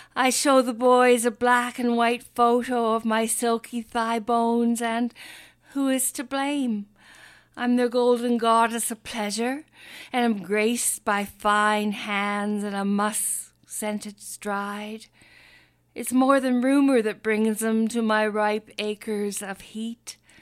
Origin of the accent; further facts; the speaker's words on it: Nanaimo, British Columbia, Canada; I'm from Nanaimo.